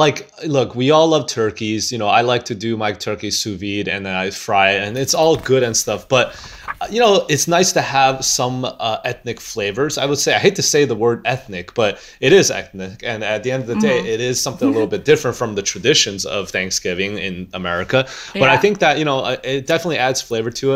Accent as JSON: {"language": "English", "region": "Michigan", "country": "United States", "tie": "born or raised there", "said": "growing up in Michigan"}